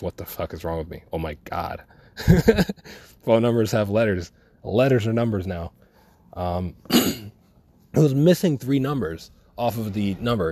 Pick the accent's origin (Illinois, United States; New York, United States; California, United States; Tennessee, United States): New York, United States; New York City; I'm from Brooklyn